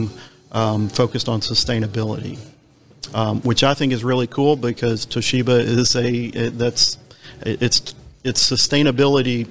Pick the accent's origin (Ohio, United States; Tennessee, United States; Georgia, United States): Tennessee, United States; Nashville; I'm from Nashville, so we're the, you know, Music City USA